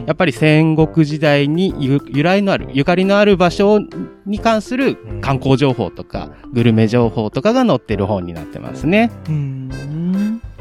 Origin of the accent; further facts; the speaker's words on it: Tokai, Aichi, Japan; 一応東海市、僕東海市なんですけど